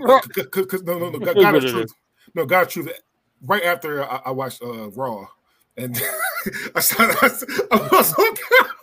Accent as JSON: {"language": "English", "town": "Philadelphia", "region": "Pennsylvania", "country": "United States", "said": "I'm from Philly."}